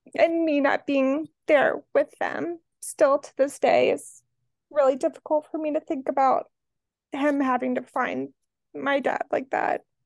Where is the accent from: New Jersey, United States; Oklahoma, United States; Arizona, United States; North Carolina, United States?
New Jersey, United States; Atlantic City; now in Boston, United States; I'm originally from Atlantic City, New Jersey. That's where I grew up, outside of Atlantic City, New Jersey